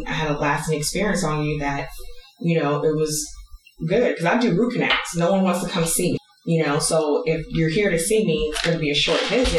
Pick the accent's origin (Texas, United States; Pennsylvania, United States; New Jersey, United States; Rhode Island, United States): Texas, United States; Houston; Now, this is Houston, it's my hometown. I'm familiar with what it's like growing up in the South.